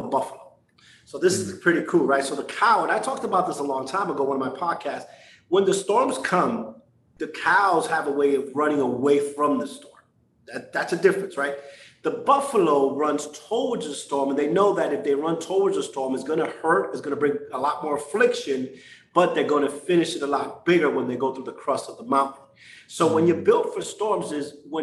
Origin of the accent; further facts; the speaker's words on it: New York City, New York, United States; growing up in New York, a Puerto Rican